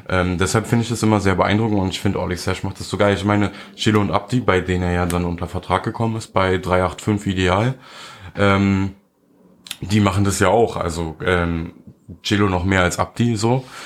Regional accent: Germany; als Deutscher

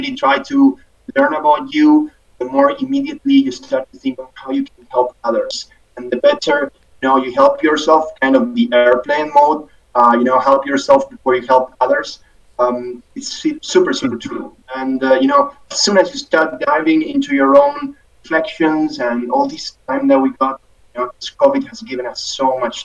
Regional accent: Argentina; moved away as an adult; also born or lived in Dubai, United Arab Emirates; now in Singapore; past 10 years away from my home country, Argentina

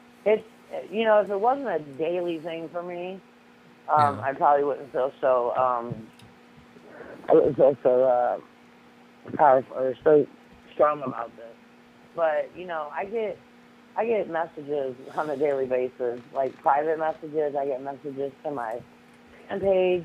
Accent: Massillon, Ohio, United States; that's where I'm from, in Ohio. Obviously, in Massillon.

